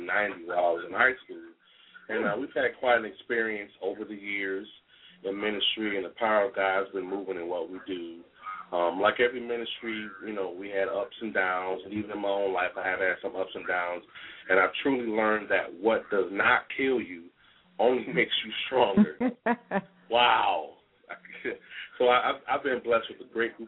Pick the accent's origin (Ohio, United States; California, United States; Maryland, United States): Ohio, United States; Youngstown; moved away as an adult; also born or lived in Syracuse, New York; now in Columbus, United States; I was born in Syracuse, New York. I grew up in Youngstown, Ohio